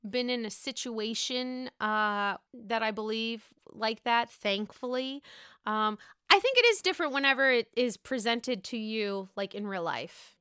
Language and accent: English; Pittsburgh, Pennsylvania, United States; I'm from Pittsburgh